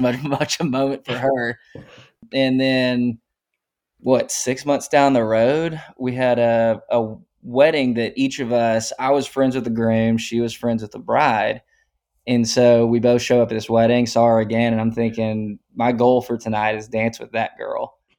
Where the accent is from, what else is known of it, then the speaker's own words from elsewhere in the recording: Tyler, Texas, United States; also born or lived in Austin, Texas; I'm originally from Tyler up in East Texas and moved to Austin in two thousand thirteen